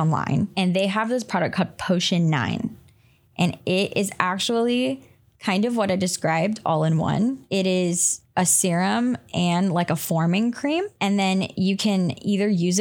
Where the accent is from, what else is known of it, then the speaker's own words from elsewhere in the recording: North Carolina, United States; now in Oregon, United States; I'm not from Oregon. I'm from North Carolina